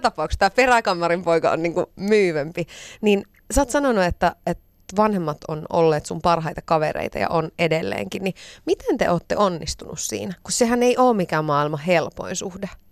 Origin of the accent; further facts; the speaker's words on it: Iisalmi, North Savo, Finland; Mä oon itse Iisalmesta kotosi